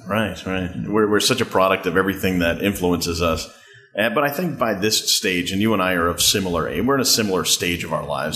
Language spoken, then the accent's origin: English; Manhasset, New York, United States; Manhasset, my my hometown